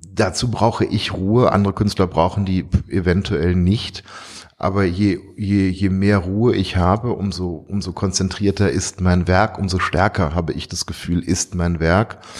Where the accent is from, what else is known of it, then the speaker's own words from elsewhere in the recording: Duisburg, North Rhine-Westphalia, Germany; moved away; also born or lived in Tehran, Iran; meiner Heimatstadt etwas zurückzugeben für all die Jahre, die ich hier groß werden dürf durfte